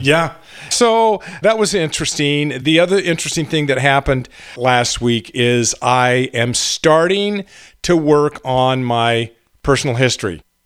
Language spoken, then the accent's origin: English; Garden Grove, California, United States; We grew up in Garden Grove. My grandmother lived in Tustin. This was up in Orange County in Southern California